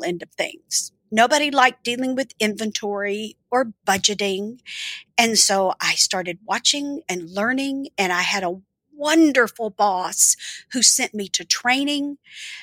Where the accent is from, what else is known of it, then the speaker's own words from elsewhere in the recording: the South, United States; also born or lived in Birmingham; now in Nashville, United States; growing up in the South